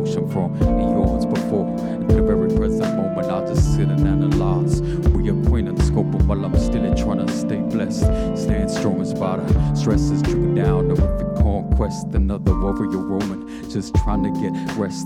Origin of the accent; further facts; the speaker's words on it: Australia; also born or lived in Kulin Nation (Victoria); I'm a Yorta Yorta person myself